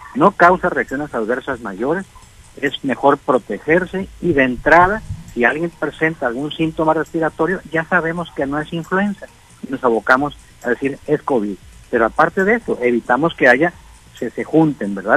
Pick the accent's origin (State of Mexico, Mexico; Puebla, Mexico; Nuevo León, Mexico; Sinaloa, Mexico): Sinaloa, Mexico; como somos todos los sinaloenses